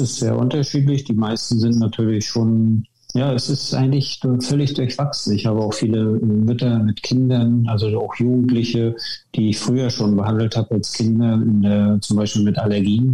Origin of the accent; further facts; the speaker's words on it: Wismar, Mecklenburg-Vorpommern, Germany; moved away as an adult; also born or lived in Leipzig; now in Worpswede, Germany; ich bin geboren in Wismar in der DDR und habe dort früh den, auch den Bezug zum Sport bekommen, war als Kind schon ähm, im Turnen